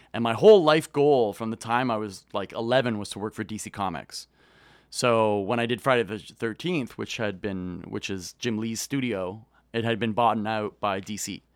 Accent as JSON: {"language": "English", "town": "Kitchener", "region": "Ontario", "country": "Canada", "tie": "born or raised there", "said": "I grew up in, uh, a town called Kitchener-Waterloo that's about an hour west of Toronto."}